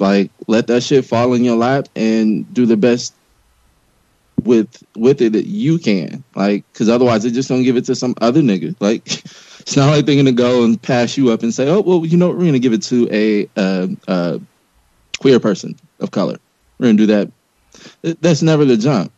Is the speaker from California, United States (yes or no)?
yes; Los Angeles, California, United States; I grew up in South Central LA during the beginning of the crack e- epidemic